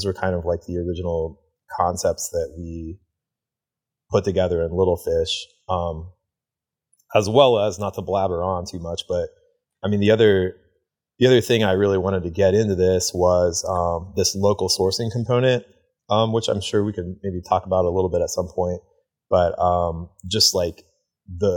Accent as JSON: {"language": "English", "town": "Athens", "region": "Ohio", "country": "United States", "tie": "born or raised there", "also_born_or_lived": "Beaverton, Oregon", "moved": "as an adult", "said": "Jackie O's is in my hometown of Athens."}